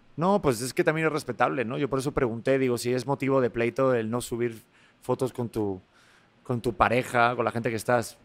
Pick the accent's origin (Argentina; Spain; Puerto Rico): Spain; accent: Spanish; mi acento español